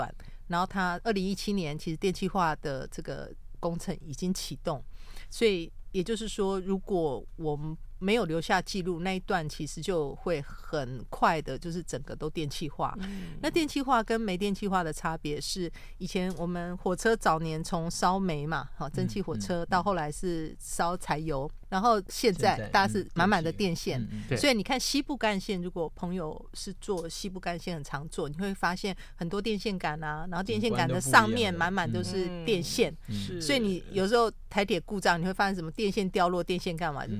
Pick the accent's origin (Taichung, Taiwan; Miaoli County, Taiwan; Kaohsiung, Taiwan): Kaohsiung, Taiwan; moved away; also born or lived in Taipei / Hualien; 因为我呃小时候我高雄人嘛，